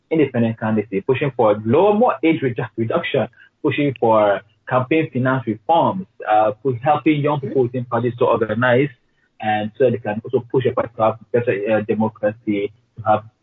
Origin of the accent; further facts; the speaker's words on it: Borno, Nigeria; It's called it's Bura, Bora, B-U-R-A, and Niger, it's Borno State.